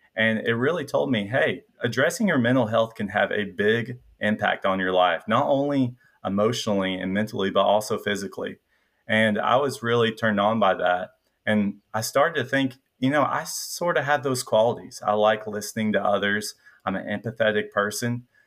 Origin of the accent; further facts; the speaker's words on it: Middle Tennessee, United States; accent: Southern, a little bit of a twang; also born or lived in suburb of Nashville; I grew up in Middle Tennessee